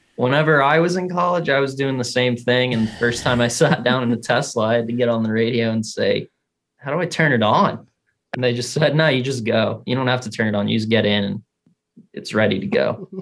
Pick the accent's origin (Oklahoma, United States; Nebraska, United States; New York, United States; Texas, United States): Texas, United States; West; moved away; also born or lived in Wisconsin; from Texas originally